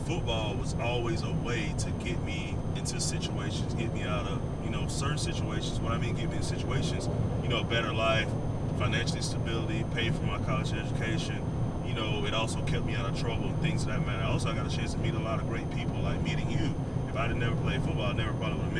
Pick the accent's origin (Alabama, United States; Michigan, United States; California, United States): Alabama, United States; Montgomery; the address of the housing project that I grew up in Montgomery